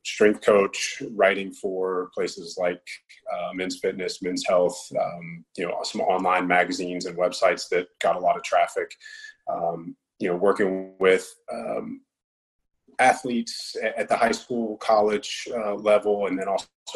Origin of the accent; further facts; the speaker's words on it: Roanoke, Virginia, United States; moved away; I grew up in Southwest Virginia, Roanoke